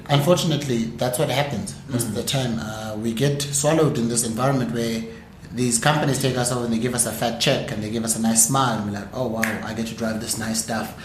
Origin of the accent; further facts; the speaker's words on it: South Africa; as South African entrepreneurs